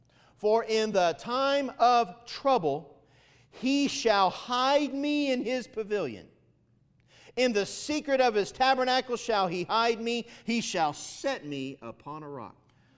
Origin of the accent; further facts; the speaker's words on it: Florida, United States; Anyway, I'm from Florida. I grew up down there kind of my high school years and played ball, and I like playing basketball.